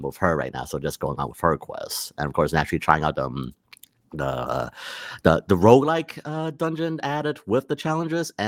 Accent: Malaysia; born or raised there; moved away

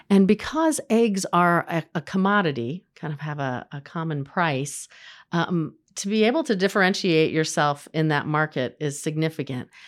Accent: Terre Haute, Indiana, United States; I grew up in Terre Haute in the nineteen eighties

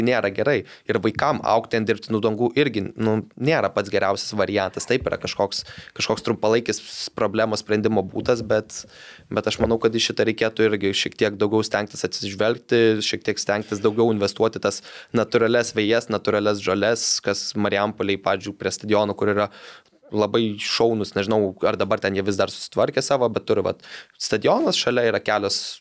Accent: Lithuania

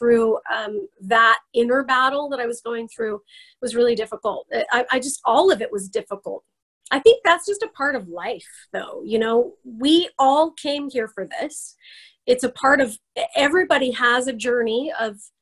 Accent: Idaho, United States; I am from Idaho. I live in the Boise area

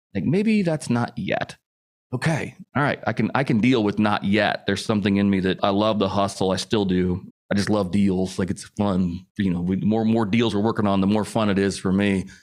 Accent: Indianapolis, Indiana, United States; I grew up in the Midwest, Indianapolis, Indiana

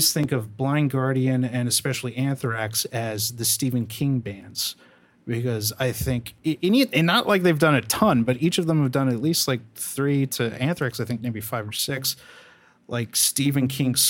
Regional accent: El Salvador; shut up. I'm from El Salvador. Like, we didn't get shit.

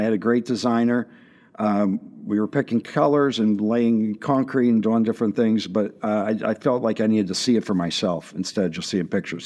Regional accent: Washington, Pennsylvania, United States; I grew up in Washington, P

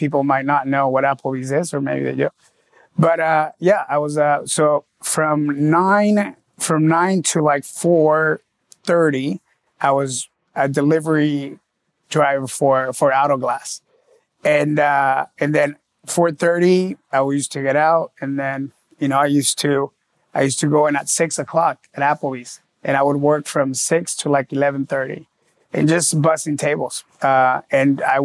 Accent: San Diego, California, United States; moved away as an adult; also born or lived in Los Angeles; now in Miami, United States

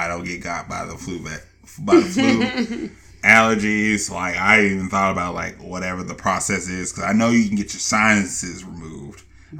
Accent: Atlanta, Georgia, United States; we're both from Atlanta.

